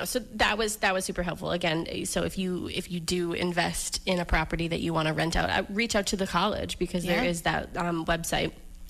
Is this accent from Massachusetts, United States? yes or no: yes; Weymouth, Massachusetts, United States; also born or lived in Florida; I grew up in Weymouth, grew up in Massachusetts, so, you know, I'm familiar with the area